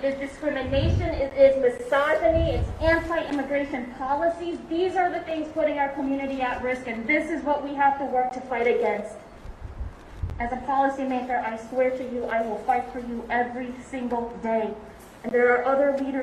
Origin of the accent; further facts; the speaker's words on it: Madison, Wisconsin, United States; born and raised in Madison, Wisconsin. I am a very proud Wisconsinite